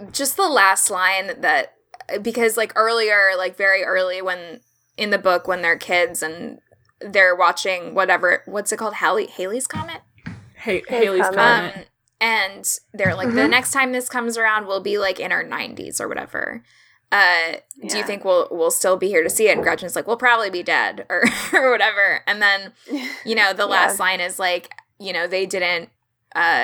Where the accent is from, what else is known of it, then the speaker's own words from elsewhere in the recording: Orlando, Florida, United States; I'm not from the South. I'm from Orlando, Florida